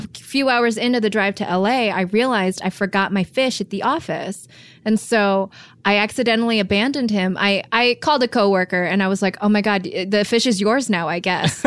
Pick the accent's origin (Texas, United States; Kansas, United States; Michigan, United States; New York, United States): Michigan, United States; also born or lived in San Francisco; now in Los Angeles, United States; I was born and raised in Michigan